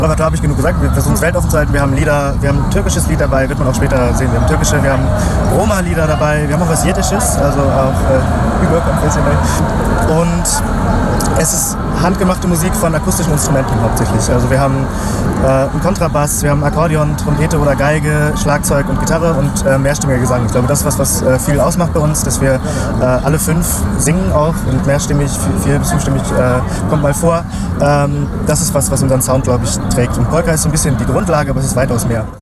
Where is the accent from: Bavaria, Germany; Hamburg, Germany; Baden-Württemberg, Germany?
Hamburg, Germany; ich bin in Hamburg geboren